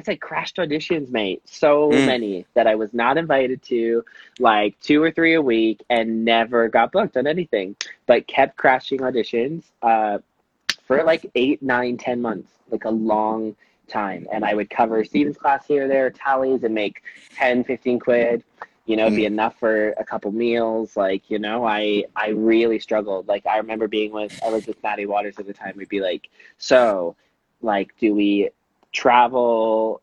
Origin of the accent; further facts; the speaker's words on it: Canada; moved away as an adult; now in London, United Kingdom; I was a nobody from Canada